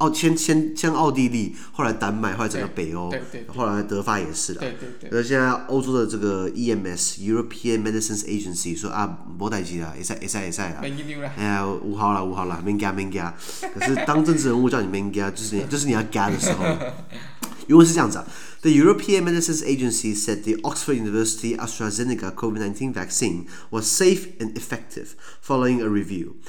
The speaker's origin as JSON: {"language": "Chinese", "country": "Taiwan", "said": "哎，好像我们台湾人刚好只拿到 A Z，对不对？"}